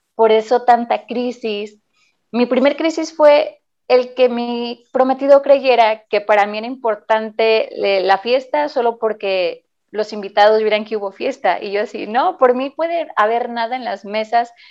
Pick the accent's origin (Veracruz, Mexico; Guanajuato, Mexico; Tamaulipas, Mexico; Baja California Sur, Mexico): Baja California Sur, Mexico; La Paz; now in Mexico City, Mexico; Yo salí desde La Paz por haber visitado a mi familia, que de allá soy originaria, en nací, y estaba viviendo en Ciudad de México